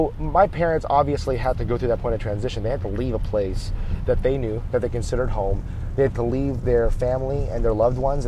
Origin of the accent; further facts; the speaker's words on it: United States; they've grown up more than half their adult lives here in the United States where they raised me